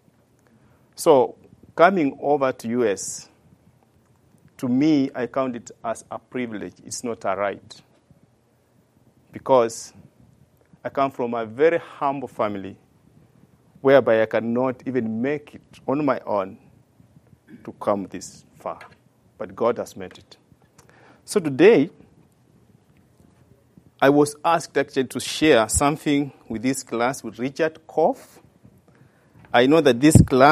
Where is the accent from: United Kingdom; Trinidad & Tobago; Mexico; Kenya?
Kenya; Western Kenya; moved away as an adult; now in Woodstock; In Kenya, we have 42 tribes, and I come from western part of Kenya